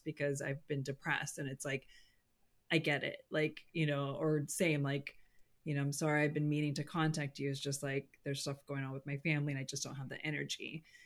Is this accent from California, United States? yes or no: yes; California, United States; I'm a Californian